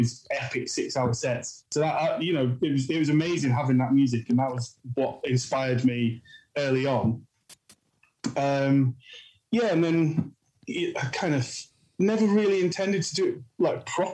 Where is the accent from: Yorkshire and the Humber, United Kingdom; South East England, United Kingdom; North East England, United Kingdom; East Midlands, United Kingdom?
Yorkshire and the Humber, United Kingdom; moved away as an adult; now in London, United Kingdom; I grew up in Yorkshire.